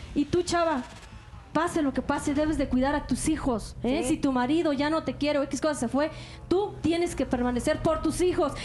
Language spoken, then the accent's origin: Spanish; Oaxaca de Juárez, Oaxaca, Mexico; now in Mexico City, Mexico; Soy de Oaxaca de Juárez y vivo aquí en la Ciudad de México.